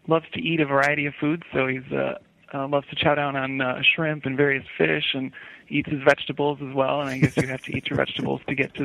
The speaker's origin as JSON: {"language": "English", "area": "Chicagoland area, suburbs of Chicago", "region": "Illinois", "country": "United States", "tie": "born or raised there", "said": "I grew up in the Chicagoland area, the suburbs of Chicago."}